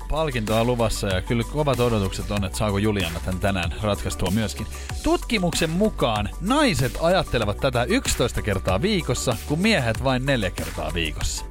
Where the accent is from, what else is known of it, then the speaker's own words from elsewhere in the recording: Espoo, Uusimaa, Finland; now in Helsinki, Finland; olla niinku sit espoolainen. Kato, sieltähän mä oon kotoisin